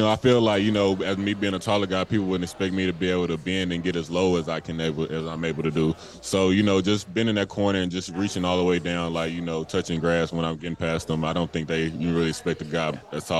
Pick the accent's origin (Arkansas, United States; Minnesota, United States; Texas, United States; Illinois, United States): Arkansas, United States; England; I come from a small town, you know, not really much to do. So pretty much everyone in my hometown of England, Arkansas, just like to play sports